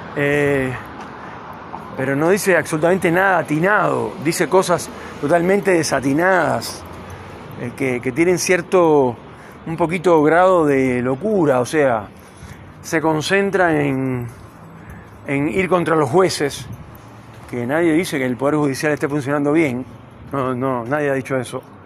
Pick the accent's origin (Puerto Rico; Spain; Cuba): Cuba; now in Neuquén, Argentina; yo nací en Cuba